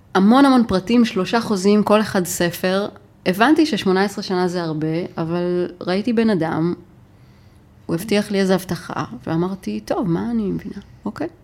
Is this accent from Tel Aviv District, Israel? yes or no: no; Nof HaGalil, Northern District, Israel; גדלתי בנצרת עילית